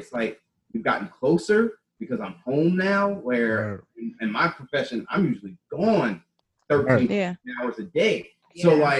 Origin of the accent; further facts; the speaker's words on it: Richmond, Virginia, United States; moved away as an adult; also born or lived in Oklahoma / South Dakota; now in Chicago, United States; we're originally from Virginia, Richmond, Virginia.